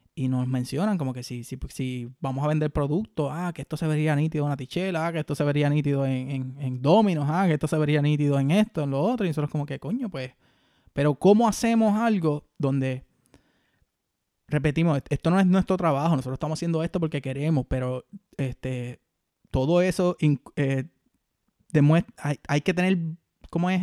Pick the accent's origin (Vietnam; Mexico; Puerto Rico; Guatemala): Puerto Rico; los boricuas nosotros